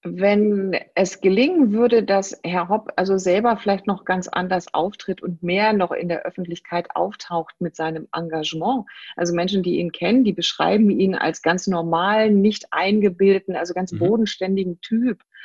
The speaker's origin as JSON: {"language": "German", "area": "Rhine-Main-Neckar area", "region": "Rhine-Neckar area", "country": "Germany", "said": "Ich komme aus der Gegend hier Rhein-Main-Neckar"}